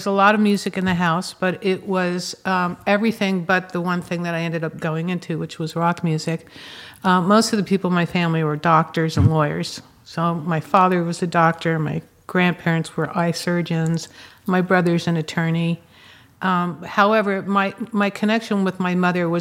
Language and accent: English; New York City, New York, United States; now in Los Angeles, United States; I'm from New York City. I grew up in Manhattan, okay, on the Upper East Side